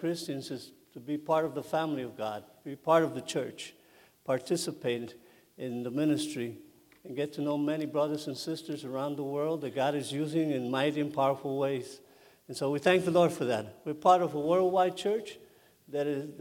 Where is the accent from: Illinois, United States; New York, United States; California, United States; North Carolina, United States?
New York, United States; New York City; moved away as an adult; also born or lived in Puerto Rico / Connecticut; I grew up in New York City